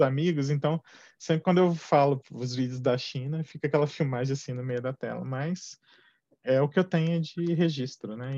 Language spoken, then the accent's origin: Portuguese; Minas Gerais, Brazil; moved away as an adult; also born or lived in São Paulo; mudei de Minas para São Paulo, sou mineiro de nascimento